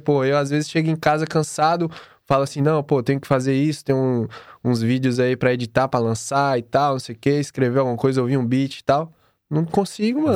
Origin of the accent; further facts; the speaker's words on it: Bahia, Brazil; moved away; eu vim da Bahia